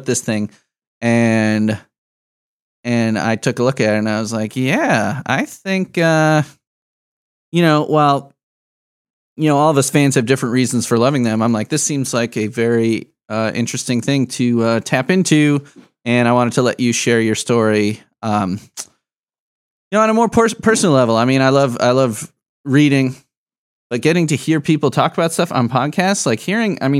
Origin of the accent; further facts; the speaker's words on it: Midwest, United States; I'm a Midwest boy forever. I've been all over the place, but I have never set up residence anywhere other than the Midwest.